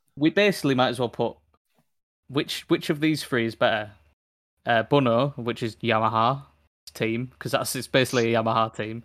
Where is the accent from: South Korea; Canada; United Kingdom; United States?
United Kingdom; as British Brits